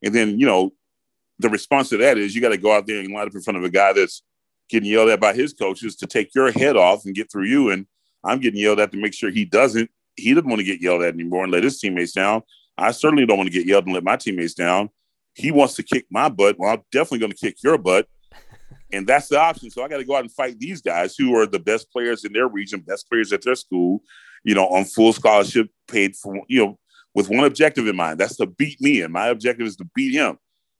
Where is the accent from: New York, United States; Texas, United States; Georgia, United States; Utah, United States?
Georgia, United States; Atlanta; I grew up in Atlanta, Georgia